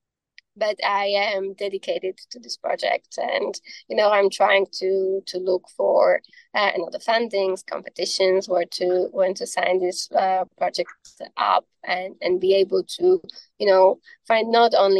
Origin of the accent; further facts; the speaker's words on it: Slovakia; I'm from Slovakia